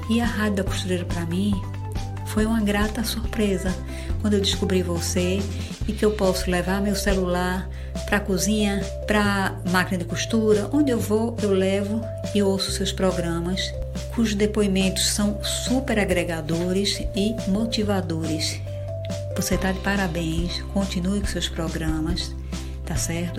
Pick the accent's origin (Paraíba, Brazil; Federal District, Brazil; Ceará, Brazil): Ceará, Brazil; Fortaleza; eu sou de Fortaleza